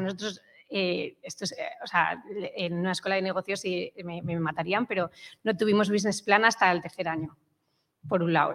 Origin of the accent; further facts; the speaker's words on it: Madrid, Community of Madrid, Spain; also born or lived in England; soy, de Madrid